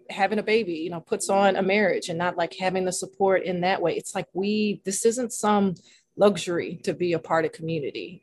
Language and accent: English; Nashville, Tennessee, United States; now in New England, United States; I'm from Nashville